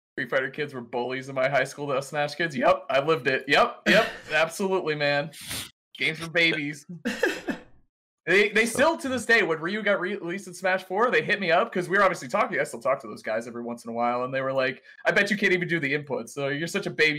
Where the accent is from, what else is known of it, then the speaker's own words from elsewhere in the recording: Boston, Massachusetts, United States; I'm from Boston